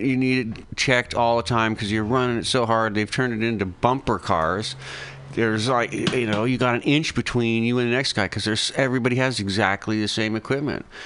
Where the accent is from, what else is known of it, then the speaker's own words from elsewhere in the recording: United States; I'm American